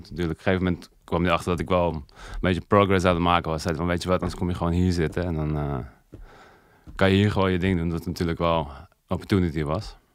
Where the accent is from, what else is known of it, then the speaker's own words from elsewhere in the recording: Overijssel, Netherlands; Dit is een uh, eh, in de buurt van Zwolle.